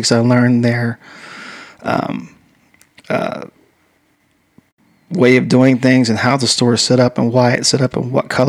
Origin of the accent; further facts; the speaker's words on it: Pennsylvania, United States; There's only 14 schools in the country, and growing up in Pennsylvania, I'd have to go to.